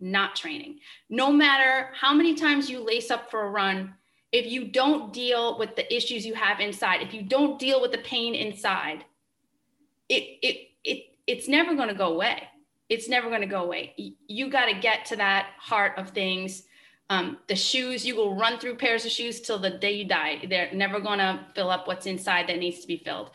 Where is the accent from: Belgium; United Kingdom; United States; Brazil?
United States; Rhode Island; I'm from Rhode Island